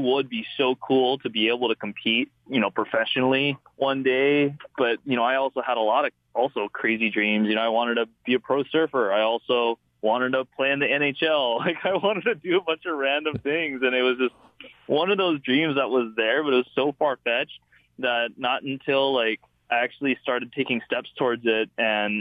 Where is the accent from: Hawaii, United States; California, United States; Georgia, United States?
Hawaii, United States; Wahiawa; moved away; There's Lake Wilson, which is in Wahiwa. That's where I grew up